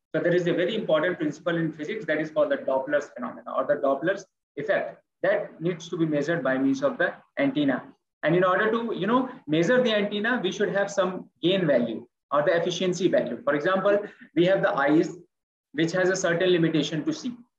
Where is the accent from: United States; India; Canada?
India; I'm speaking from India